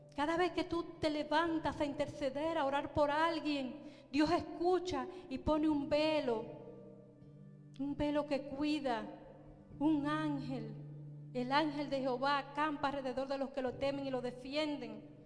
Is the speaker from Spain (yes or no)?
no; Baní, Peravia, Dominican Republic; en Baní, en la República Dominicana, un pueblecito llamado Baní, de donde yo soy